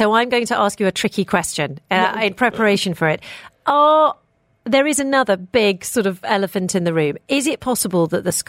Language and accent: English; Hong Kong; now in Dubai, United Arab Emirates; I grew up in Hong Kong, and even A-star students had multiple tutors. It's just the way it is over there.